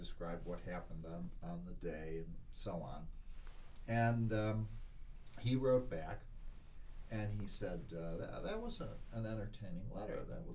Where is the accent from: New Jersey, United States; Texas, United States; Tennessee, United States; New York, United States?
New York, United States; Irondequoit; I grew up in Irondequoit, New York, which is a suburb of Rochester